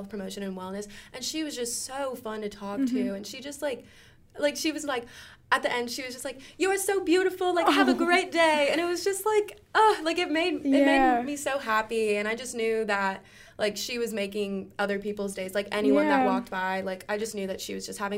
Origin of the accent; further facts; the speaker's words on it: Pensacola, Florida, United States; moved away; something that we do in my hometown